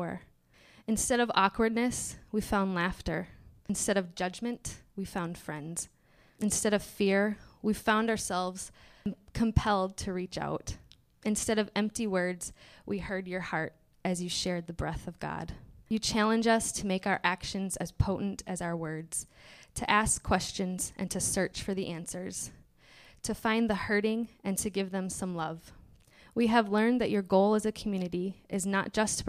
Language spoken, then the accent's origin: English; Michigan, United States; moved away as an adult; now in Minnesota, United States; I'm from Michigan